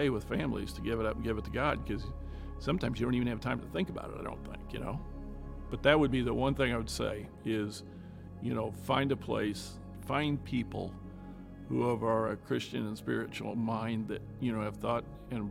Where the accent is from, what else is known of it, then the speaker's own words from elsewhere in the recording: Midwest, United States; now in Indianapolis, United States; growing up in the Midwest